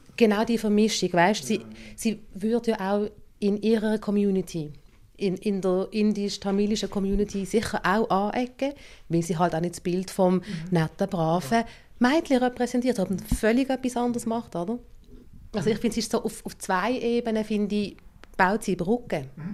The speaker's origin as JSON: {"language": "German", "country": "Switzerland"}